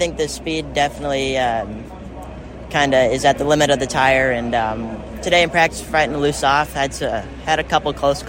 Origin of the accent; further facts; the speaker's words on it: Eden Prairie, Minnesota, United States; I'm from Eden Prairie, Minnesota.